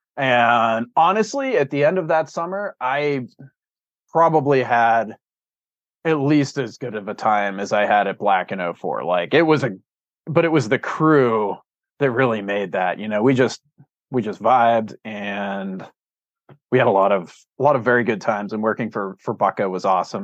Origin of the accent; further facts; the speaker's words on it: Pittsburgh, Pennsylvania, United States; moved away as an adult; also born or lived in Cleveland, Ohio / Cimarron, New Mexico; now in Bozeman, United States; I grew up in Pittsburgh, Pennsylvania, and then I went to college in Cleveland